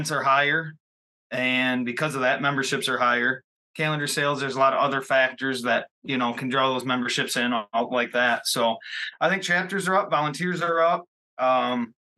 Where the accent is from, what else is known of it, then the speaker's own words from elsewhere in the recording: Nirvana, Michigan, United States; my hometown, Nirvana, little cow town